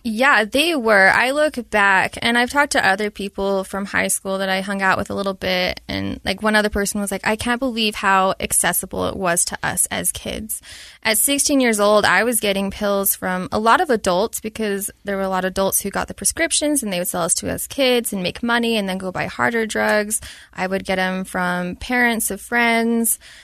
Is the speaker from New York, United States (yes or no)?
no; Utah, United States; Born and raised, lived there my entire life, Utah County